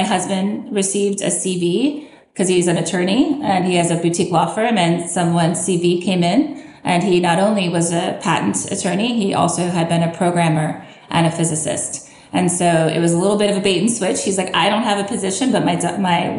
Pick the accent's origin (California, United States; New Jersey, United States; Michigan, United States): California, United States; Southern; moved away as an adult; also born or lived in Lawrence, Kansas / Philadelphia; now in Kansas, United States; I'm actually originally from Southern California.